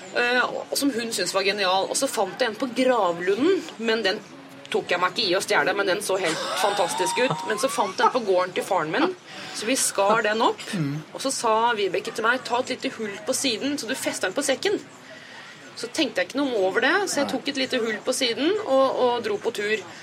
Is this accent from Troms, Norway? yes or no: no; Sørum, Akershus, Norway; now in Oslo, Norway; jeg er oppvokst i Sørums eh, grønne, dype skoger